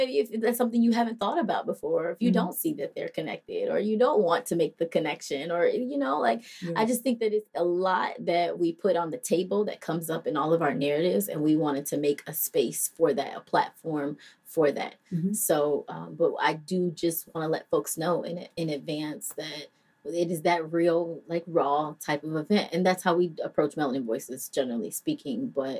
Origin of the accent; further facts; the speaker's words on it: Indiana, United States; moved away as an adult; also born or lived in Michigan / Southern California; So I moved from Indiana, but I'm not from Indiana. So I was born in Michigan and raised in Northwest Indiana and Southern California. So mm-hmm. I moved around a whole lot. Mm-hmm. And then I moved here when I was 18.